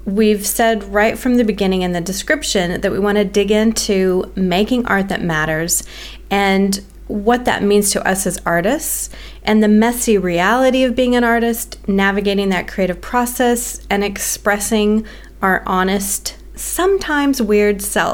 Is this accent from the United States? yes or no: yes; United States; moved away as an adult; now in Melbourne, Australia; I'm American born and I'm living in Melbourne, Australia